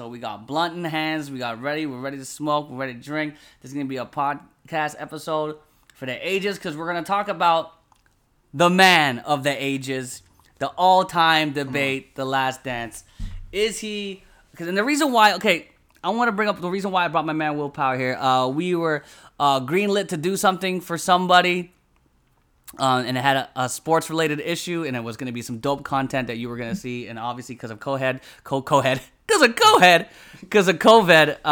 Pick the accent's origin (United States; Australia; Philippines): Philippines; I'm a Filipino. I married a Filipino girl